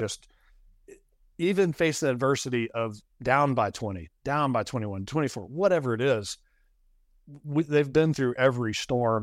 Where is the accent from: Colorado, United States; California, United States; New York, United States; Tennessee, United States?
Tennessee, United States; Knoxville; also born or lived in Kansas City; I'm from Knoxville.